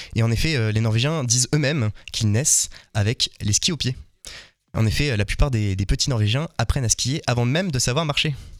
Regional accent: France; nous en tant que Français

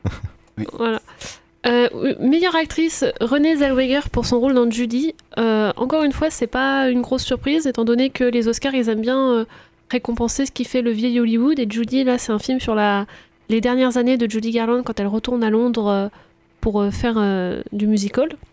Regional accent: France; chez nous en France

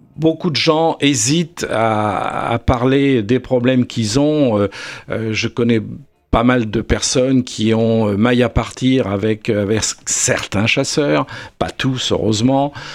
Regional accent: south-east France, France; moved away; also born or lived in Alpes-Maritimes; je suis originaire du sud-est de la France et j'ai vécu le retour naturel du loup dans les Alpes-Maritimes il y a maintenant une trentaine d'années

